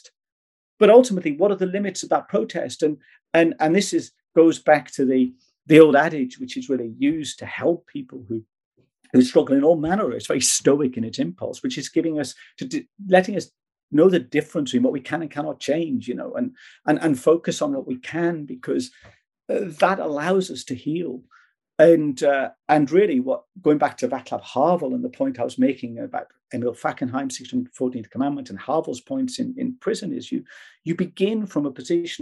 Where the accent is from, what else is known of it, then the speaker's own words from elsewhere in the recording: Wales, United Kingdom; I'm Welsh by birth.